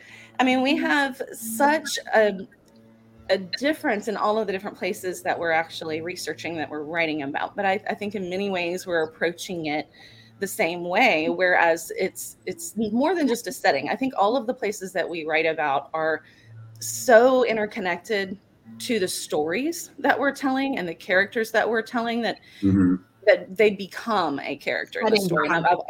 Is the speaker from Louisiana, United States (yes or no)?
yes; Baton Rouge, Louisiana, United States; No. I mean, I grew up in Baton Rouge, so okay.